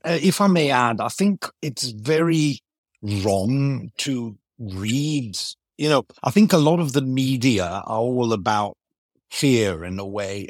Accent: Greece; first language Greek and English; I grew up in Greece, speaking English at home, So Greek and English are, are both native languages.

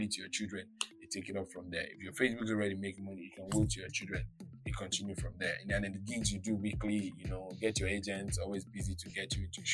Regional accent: Lagos, Nigeria; I was born in Itire Lagos. Itire is a poor place

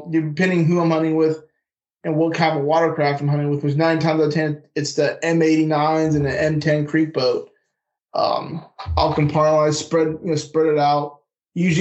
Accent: West Coast, United States; moved away as an adult; also born or lived in North Carolina; I grew up in the West Coast, got stationed out there and Bragg for a while, kind of North Carolina.

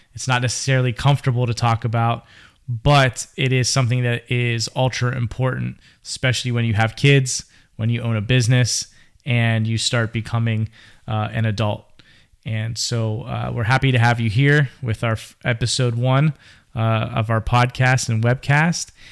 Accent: Pittsburgh, Pennsylvania, United States; now in Florida, United States; I am originally from Pittsburgh, Pennsylvania, born and bred

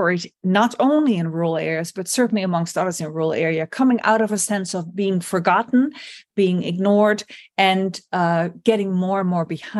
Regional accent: Netherlands; English is a second language; And it's led in the Netherlands, my home country, to a significant political upheaval

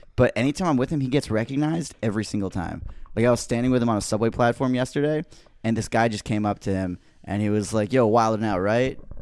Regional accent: Rhode Island, United States; moved away as an adult; now in New York City, United States; I was born here, but I grew up in Rhode Island.

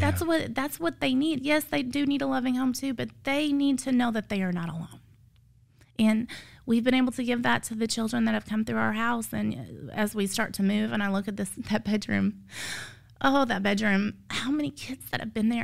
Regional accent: Illinois, United States; moved away; I'm from Illinois, so I have zero family here.

